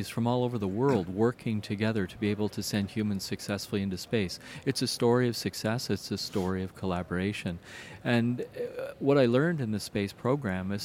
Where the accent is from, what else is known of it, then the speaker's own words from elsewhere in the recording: Canada; as a Canadian